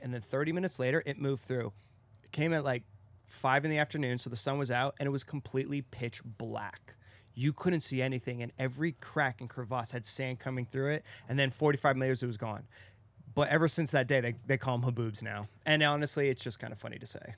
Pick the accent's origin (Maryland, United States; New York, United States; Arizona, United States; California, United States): Arizona, United States; I'm from Arizona